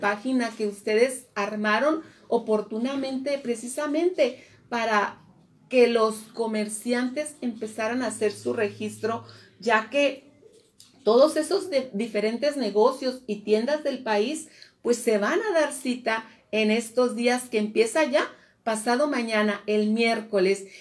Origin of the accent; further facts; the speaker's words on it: Mexico; como pueblo mexicano